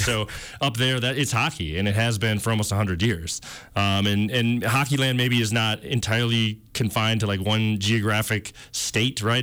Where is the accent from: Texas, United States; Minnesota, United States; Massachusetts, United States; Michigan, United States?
Minnesota, United States; Minneapolis; I grew up in the Twin Cities